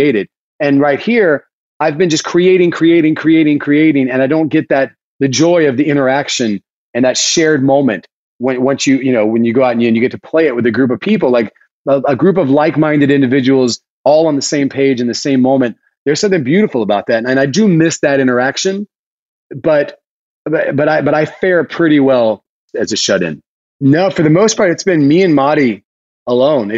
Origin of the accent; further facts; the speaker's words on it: Lake City, South Carolina, United States; now in Westchester, United States; I grew up in South Carolina in Lake City, which is a really small tobacco town